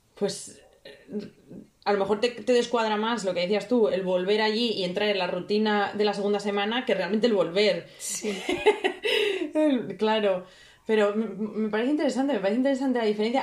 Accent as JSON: {"language": "Spanish", "country": "Spain", "tie": "born or raised there", "moved": "as an adult", "lives_now": "United Kingdom", "said": "mi ciudad en España"}